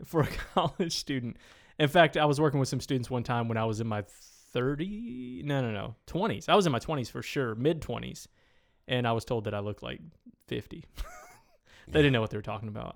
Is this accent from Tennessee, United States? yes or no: yes; Tennessee, United States; moved away; I went to high school in Tennessee, small town Tennessee.